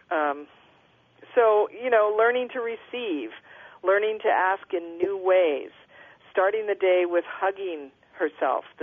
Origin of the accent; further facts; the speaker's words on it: Minneapolis, Minnesota, United States; I'm from Minnesota originally, I'm from Minneapolis.